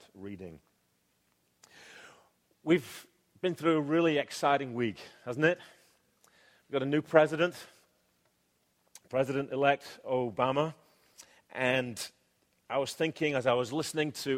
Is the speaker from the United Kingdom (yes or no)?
yes; England, United Kingdom; now in United States; though you can tell right now, I am an Englishman. I am a legal alien here. I have a residency card in my back pocket